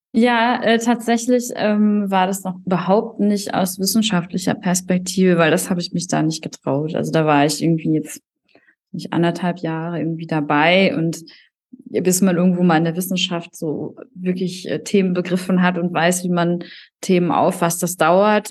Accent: North Rhine-Westphalia, Germany; moved away as an adult; also born or lived in Paderborn / Düsseldorf; now in Bayreuth, Germany; ich bin eigentlich ein äh, Kind aus NRW

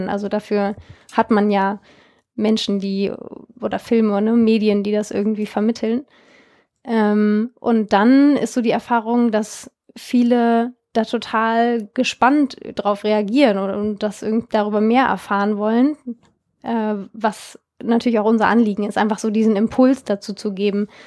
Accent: Germany; inwiefern hängt eigentlich Deutschland, das Land, wo ich herkomme, in solchen Rohstoffkonflikten wie Peru oder auch Philippinen oder Südafrika mit drin

